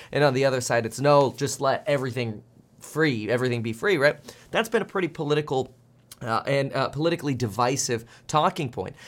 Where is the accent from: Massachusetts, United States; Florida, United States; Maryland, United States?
Florida, United States; moved away; I spent 16 years growing up in Florida